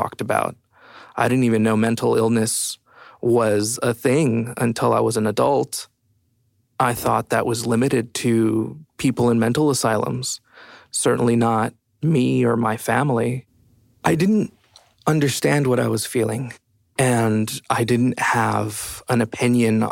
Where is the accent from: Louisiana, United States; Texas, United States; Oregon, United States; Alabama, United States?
Texas, United States; El Paso; moved away as an adult; now in Austin, United States; I'm from originally El Paso, Texas, and I've been in Austin for about 8 years